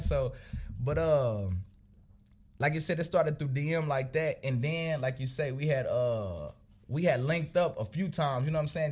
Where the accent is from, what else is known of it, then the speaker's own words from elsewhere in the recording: Tulsa, Oklahoma, United States; I grew up, uh, like you say, north side of Tulsa.